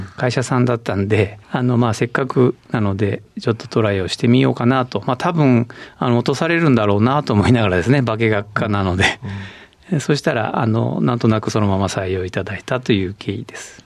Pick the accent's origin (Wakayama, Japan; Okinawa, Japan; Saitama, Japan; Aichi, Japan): Aichi, Japan; Nagoya; 出身地は愛知県名古屋市で、えー、生まれました